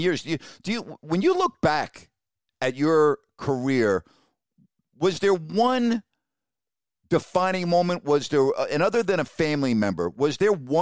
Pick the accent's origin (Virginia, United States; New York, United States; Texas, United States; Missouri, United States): New York, United States; I grew up in New York, too.